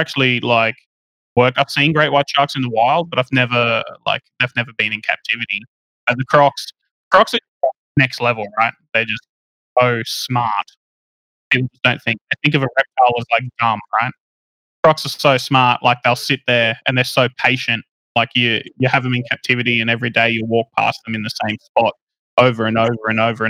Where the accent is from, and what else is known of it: Australia; born or raised there